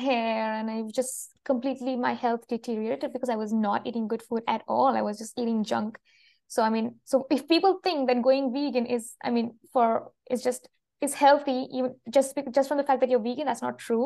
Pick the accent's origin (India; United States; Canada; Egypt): India; Kerala; moved away as an adult; also born or lived in Vienna, Austria; now in France; I have lived in India pretty much all my life until now, until I was 22, when I went to Europe in Vienna for a master thesis, and then I came back to India and applied for a PhD